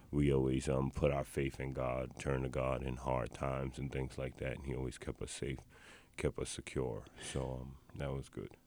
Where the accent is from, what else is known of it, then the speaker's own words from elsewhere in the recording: New York City, New York, United States; I was born and raised in the South Bronx